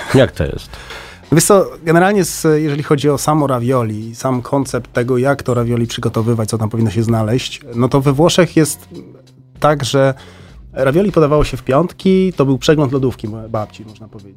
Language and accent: Polish; Warsaw, Masovian Voivodeship, Poland; ja jestem z Warszawy